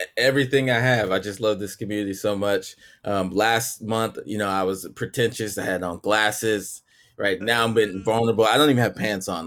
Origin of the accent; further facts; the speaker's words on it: Texas, United States; I'm from Texas